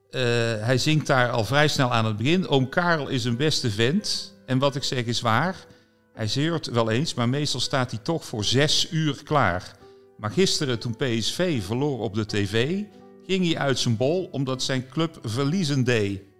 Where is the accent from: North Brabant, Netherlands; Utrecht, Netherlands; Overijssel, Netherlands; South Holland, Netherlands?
North Brabant, Netherlands; Ja, maar ik ben ook een Brabander.